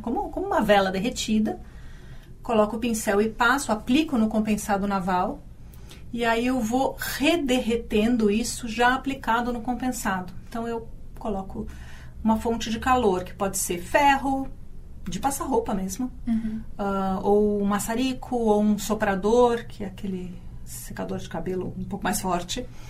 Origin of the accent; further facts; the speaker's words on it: São Paulo, Brazil; moved away as an adult; Eu uh, nasci em São Paulo